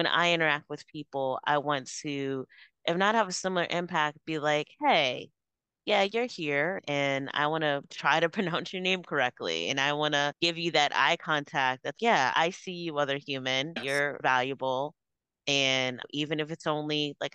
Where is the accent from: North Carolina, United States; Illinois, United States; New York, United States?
New York, United States; New York City; I was born in New York City